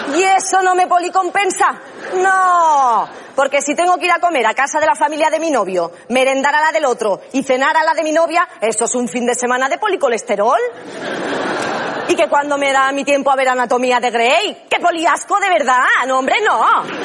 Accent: Catalonia, Spain; soy catalana

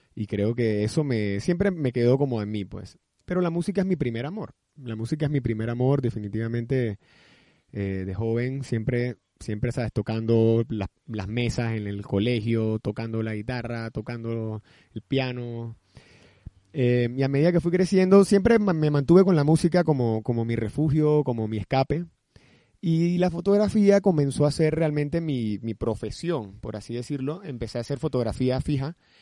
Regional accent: Barranquilla, Atlántico, Colombia; now in Panama; soy barranquillero, pero mi madre es paisa.

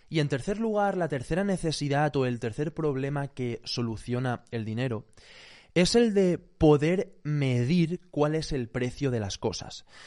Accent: Spain

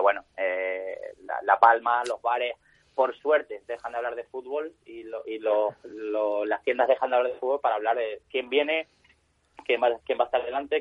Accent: Spain; me siento como corredor español orgulloso y como organizador español orgulloso

